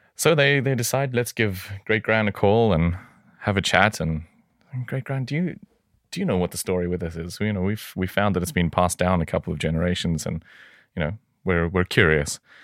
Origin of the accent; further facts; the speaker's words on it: South Africa; moved away; I hail originally from South Africa.